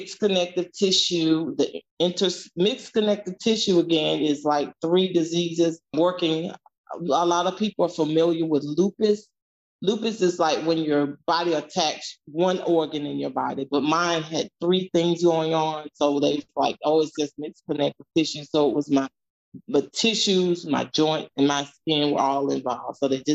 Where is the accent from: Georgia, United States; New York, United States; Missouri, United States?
Georgia, United States; Moultrie; now in Atlanta, United States; I'm from Moultrie, Georgia